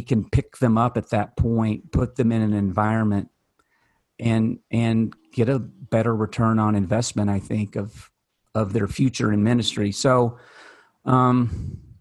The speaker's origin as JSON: {"language": "English", "region": "Kentucky", "country": "United States", "said": "I am from Kentucky"}